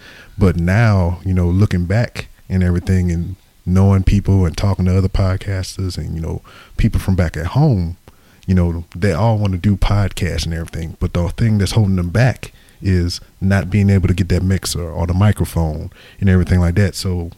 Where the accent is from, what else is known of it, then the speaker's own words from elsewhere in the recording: Louisiana, United States; moved away as an adult; Growing up in Louisiana, you know, from birth to, you know, I was 18 when I left. I mean, we all spoke the same way for the most part.